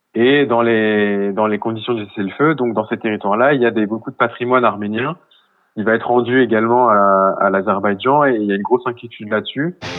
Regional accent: France; je suis, suis pas arménien, je suis français d'origine arménienne

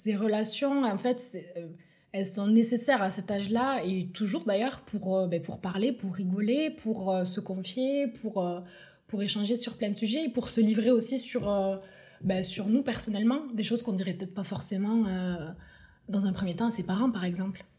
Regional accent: Tournefeuille, Occitania, France; also born or lived in Toulouse; j'ai grandi euh, à Tournefeuille avec mes deux parents

